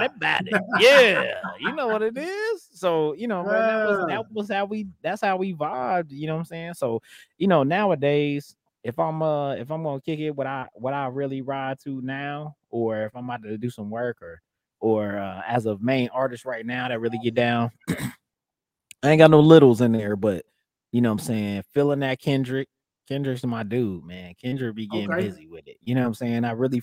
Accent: Midwest, United States; even though I'm from the Midwest

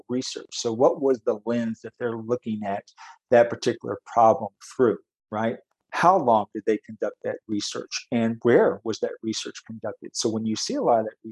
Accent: Texas, United States; also born or lived in upstate New York; now in Wisconsin, United States; I grew up in Texas and met my wife, ironically, in upstate New York, and followed her back to Wisconsin.

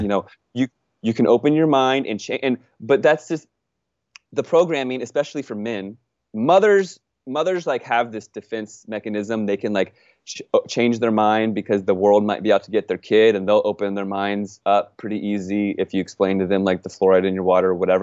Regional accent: United States; I'm an American

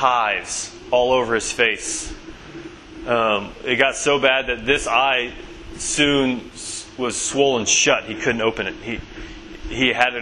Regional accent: Bentonville, Arkansas, United States; moved away as an adult; now in Somerville, United States; I'm originally from Bentonville, Arkansas

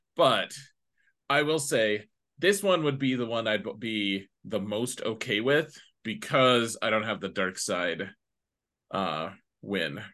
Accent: United States; me being an American

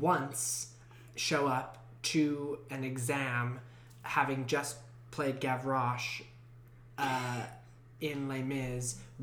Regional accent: Brooklyn, New York, United States; also born or lived in Long Island; I grew up in Brooklyn, and then had sort of my adolescence on Long Island

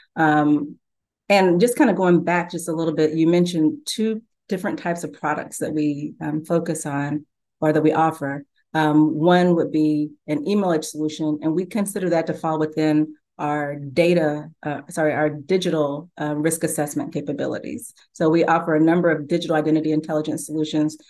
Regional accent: Louisville, Kentucky, United States; I grew up in Louisville, Kentucky with, uh, Muhammad Ali

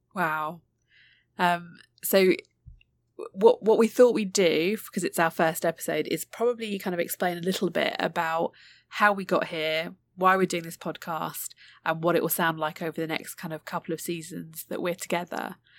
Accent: United Kingdom; born and raised, um, in the U K, but, um, of Indian heritage

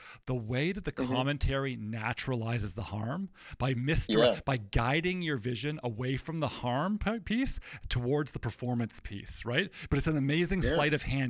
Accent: Toronto, Ontario, Canada; I'm a Canadian kid. I grew up in Toronto

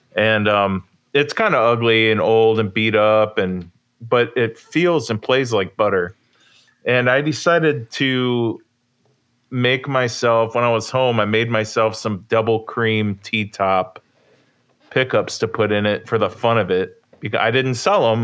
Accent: near Catawba Island, Ohio, United States; Catawba Island, Ohio, which is near my hometown

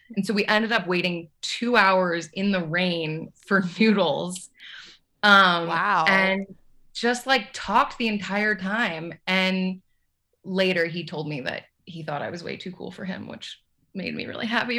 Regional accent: Los Angeles, California, United States; moved away as an adult; also born or lived in New York / New Orleans / Colorado; I grew up

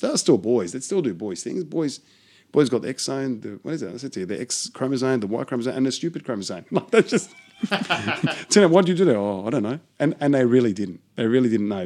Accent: Australia; I'm as Aussie as you can get

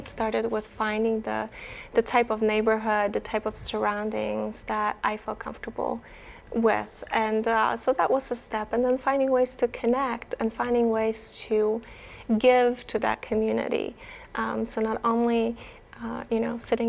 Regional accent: Poland; I am from Poland

